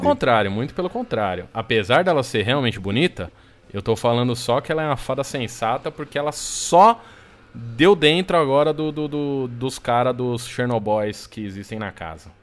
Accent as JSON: {"language": "Portuguese", "region": "São Paulo", "country": "Brazil", "tie": "born or raised there", "said": "33 anos, nascido e criado em São Paulo"}